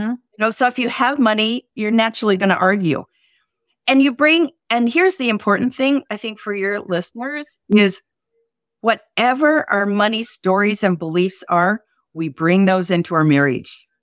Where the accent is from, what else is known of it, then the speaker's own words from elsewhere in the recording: South Dakota, United States; I was brought up in South Dakota